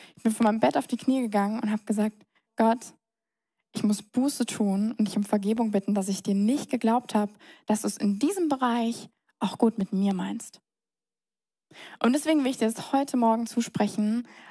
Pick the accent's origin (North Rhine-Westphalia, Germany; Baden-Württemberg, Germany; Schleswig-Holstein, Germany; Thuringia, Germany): Baden-Württemberg, Germany; Mannheim; moved away as an adult; now in Munich, Germany; Ich bin geboren, Heinrich Lanz Krankenhaus, das wurde leider abgerissen. Ähm, Zimmer Nummer 12, da bin ich, da bin ich her, ähm, im tiefsten Neckarau. Ich bin in Neckarau zur Schule gegangen, zur Grundschule, zum Gymnasium